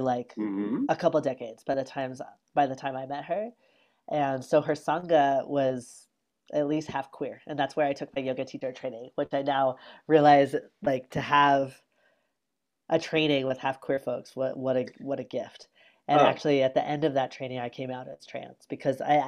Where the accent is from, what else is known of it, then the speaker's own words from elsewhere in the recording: Carbondale, Colorado, United States; now in Salt Lake City, United States; I grew up in a small town called Carbondale, Colorado, which is in the Rockies, and not too far from Aspen, Colorado